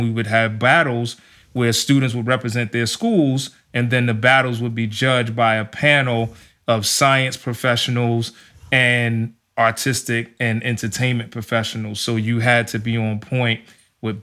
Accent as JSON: {"language": "English", "region": "New York", "country": "United States", "tie": "born or raised there", "said": "I grew up in New York"}